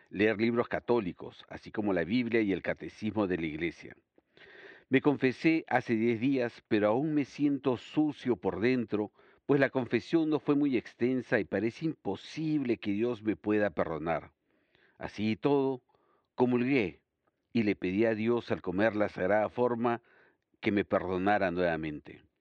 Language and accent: Spanish; Barcelona, Catalonia, Spain; soy de Barcelona.